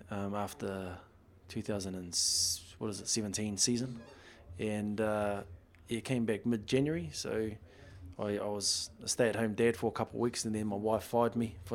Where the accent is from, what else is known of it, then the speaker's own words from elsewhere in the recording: Upper Hutt, Wellington, New Zealand; well, first one was I just moved to Upper Hutt when I was five from Nainai Eye, and um, my dad loved rugby